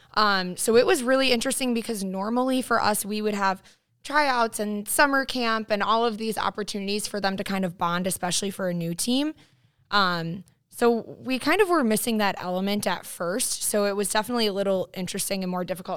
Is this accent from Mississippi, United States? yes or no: no; New York, United States; moved away; I am from New York originally. My family is there